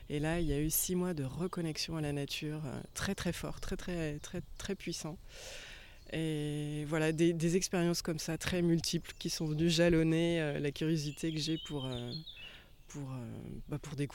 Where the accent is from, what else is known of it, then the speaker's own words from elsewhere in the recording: Angers, Pays de la Loire, France; je suis originaire d'Angers, d'Anjou. Et, c'est vraiment ici, dans mon Anjou natal